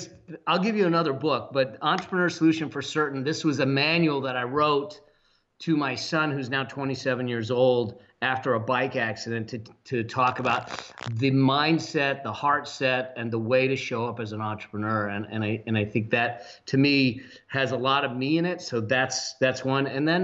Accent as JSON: {"language": "English", "town": "Los Angeles", "region": "California", "country": "United States", "tie": "born or raised there", "lives_now": "Laguna Beach, United States", "said": "I actually was born and raised here in the San Fernando Valley, and my mom still lives in the same house I was raised in."}